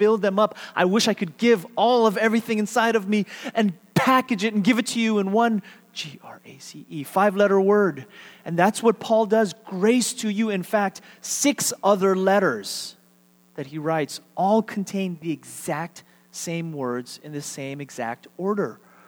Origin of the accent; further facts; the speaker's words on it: United States; being Korean American